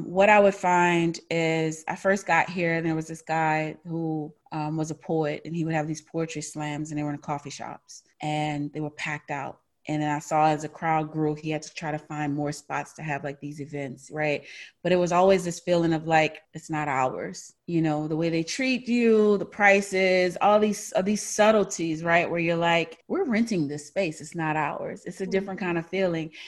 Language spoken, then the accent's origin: English; New Orleans, Louisiana, United States; moved away as an adult; also born or lived in New York; now in Austin, United States; I'm from New Orleans, born and raised, first 25 years of my life